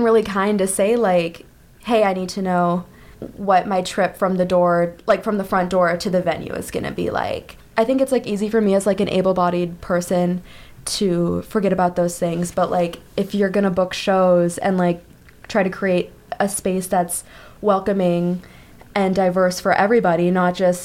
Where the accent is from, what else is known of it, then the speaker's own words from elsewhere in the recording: Iowa, United States; moved away; Steve King, like the congressman from my home state